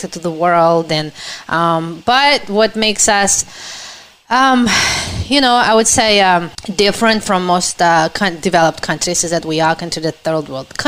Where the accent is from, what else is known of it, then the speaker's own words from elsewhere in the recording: Ukraine; English is a second language; moved away as an adult; now in United States; I am from Ukraine